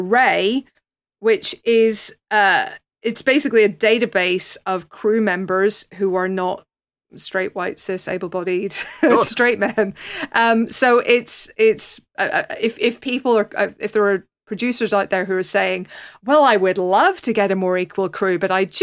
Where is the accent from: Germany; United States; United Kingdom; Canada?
United Kingdom; Northern Ireland; my particular background as a Northern Irish Catholic